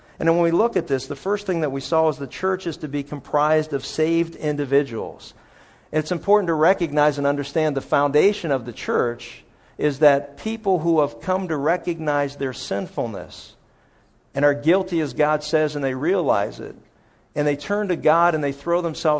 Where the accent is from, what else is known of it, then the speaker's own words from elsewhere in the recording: Pennsylvania, United States; some of the best places when I was a kid growing up in Pennsylvania that I ate were places that, you know, where there was a pool stick coming past your head.